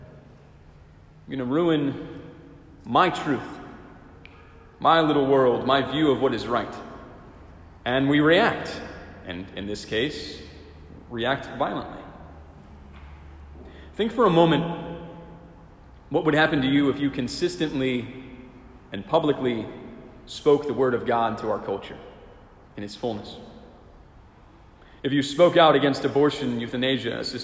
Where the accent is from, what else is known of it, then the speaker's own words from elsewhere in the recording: Silver Spring, Maryland, United States; I'm glad I'm from Silver Spring and not from Rockville.